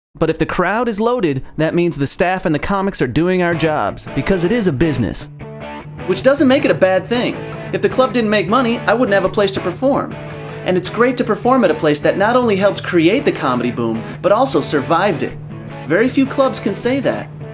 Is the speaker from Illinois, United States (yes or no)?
yes; near Chicago, Illinois, United States; moved away; I grew up near Chicago, so it's always fun to go back to the homeland